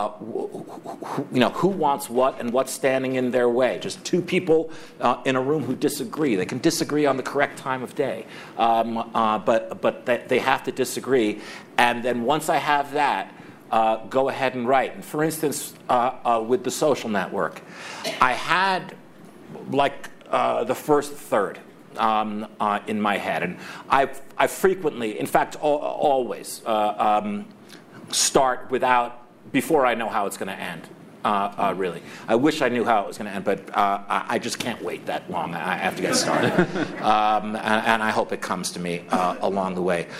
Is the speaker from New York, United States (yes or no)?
yes; Scarsdale, New York, United States; also born or lived in Manhattan, New York; I grew up first in Manhattan and then in a suburb of New York called Scarsdale